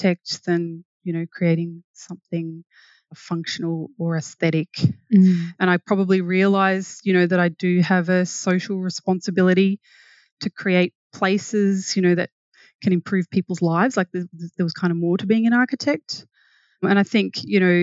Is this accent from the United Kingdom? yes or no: no; Wentworth, New South Wales, Australia; now in Brisbane, Australia; I grew up in a small town called Wentworth where the Murray and Darling rivers meet